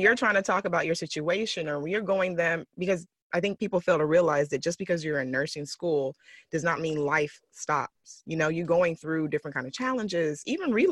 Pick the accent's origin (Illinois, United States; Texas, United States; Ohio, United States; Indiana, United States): Texas, United States; moved away as an adult; now in California, United States; I'm from Texas. So living out here in California these last uh, year or two